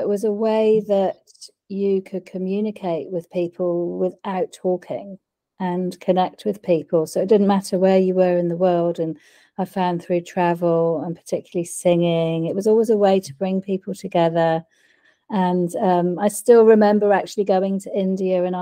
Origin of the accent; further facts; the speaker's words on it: Wiltshire, South West England, United Kingdom; moved away as an adult; now in New Zealand; I was born in the UK